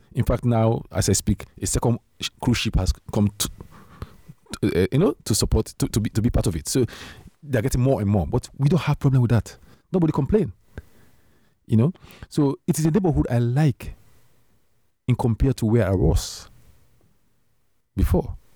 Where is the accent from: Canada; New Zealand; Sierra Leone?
Sierra Leone; moved away as an adult; now in Netherlands; I came from Sierra Leone